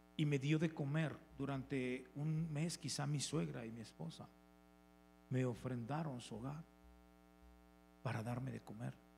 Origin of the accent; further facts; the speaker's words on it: León, Guanajuato, Mexico; Soy de León